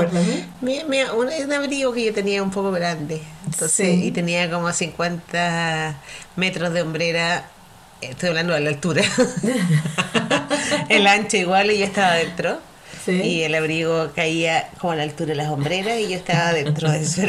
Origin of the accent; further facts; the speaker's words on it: Valparaíso, Chile; me crié en la Avenida Argentina, eh, rodeada de colegios